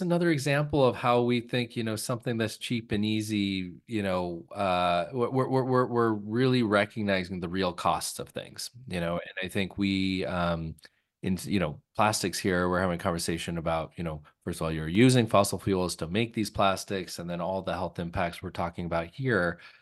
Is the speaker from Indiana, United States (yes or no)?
no; California, United States; moved away; I grew up in California